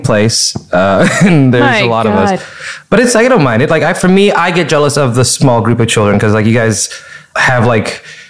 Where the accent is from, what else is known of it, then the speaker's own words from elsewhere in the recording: Fresno, California, United States; And I also grew up in Fresno, California, which is al